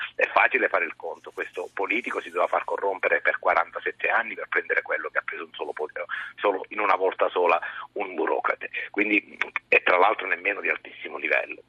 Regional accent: Sicily, Italy; moved away as an adult; now in Rome, Italy; pur essendo siciliano

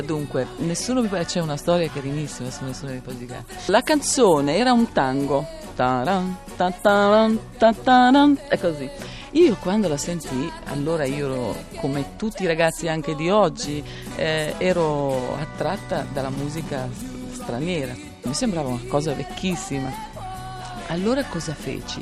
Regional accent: Modena area, Emilia-Romagna, Italy; moved away; io sono nata a Modena, poi ho vissuto in un paesino nascosto vicino a Magretta

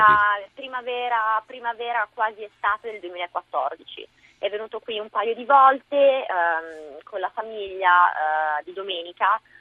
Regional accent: Biella, Piedmont, Italy; moved away as an adult; also born or lived in Milan, Italy / London, United Kingdom / Florida, United States; now in New York, United States; io, essendo biellese

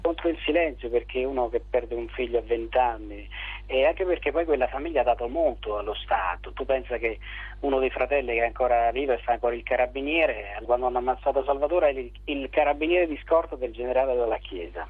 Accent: Santa Maria Capua Vetere area, Campania, Italy; delle mie parti, di Santa Maria Capovetre

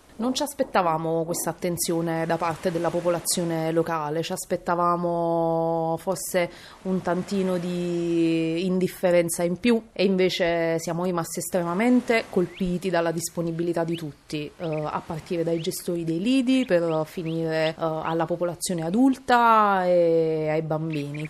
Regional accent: Mondragone, Campania, Italy; sono di Mondragone e sono un'insegnante

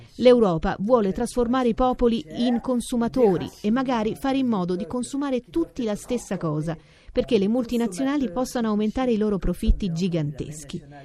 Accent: France; io sono euh, europea perché sono francese

